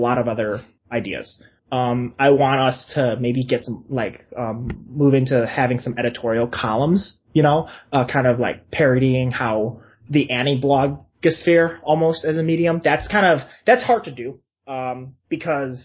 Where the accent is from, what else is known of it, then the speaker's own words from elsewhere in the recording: United States; I'm a Chinese person, I grew up in the United States